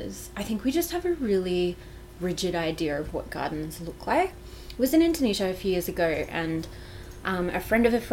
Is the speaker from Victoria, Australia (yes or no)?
yes; Victoria, Australia; now in Canberra, Australia; where I grew up in Victoria, our entire property was covered in kangaroo grass